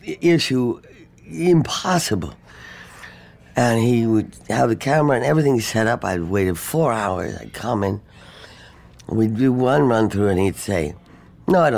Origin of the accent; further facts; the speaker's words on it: London, United Kingdom; moved away as an adult; I grew up in London